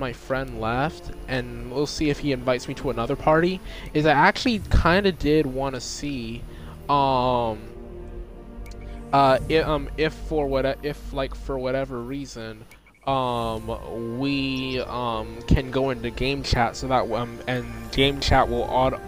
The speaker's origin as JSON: {"language": "English", "country": "United States", "said": "the United States, my home country"}